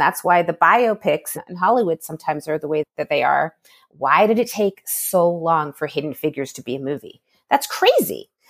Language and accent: English; Toronto, Ontario, Canada; my hometown of Toronto.